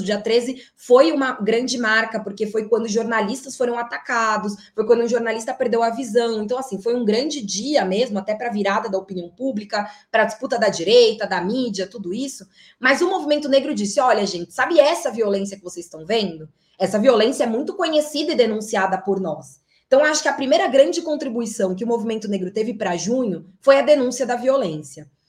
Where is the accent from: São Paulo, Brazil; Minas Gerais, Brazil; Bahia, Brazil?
São Paulo, Brazil; cresci na Zona Leste de São Paulo, no bairro do Tatuapé, né, em Carrão e Tatuapé